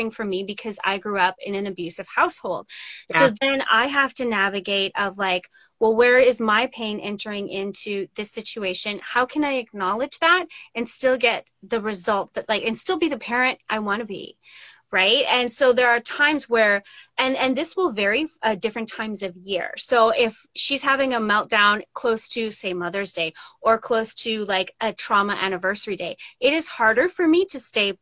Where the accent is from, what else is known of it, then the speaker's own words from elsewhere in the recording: Saskatchewan, Canada; I grew up in Saskatchewan